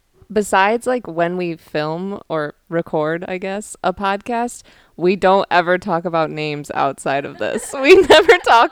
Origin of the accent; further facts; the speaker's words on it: Midwest, United States; accent: Midwestern; disguise my Midwestern accent